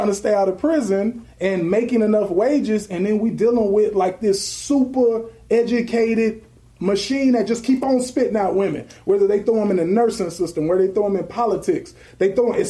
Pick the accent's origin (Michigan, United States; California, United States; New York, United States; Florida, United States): California, United States; I'm from California.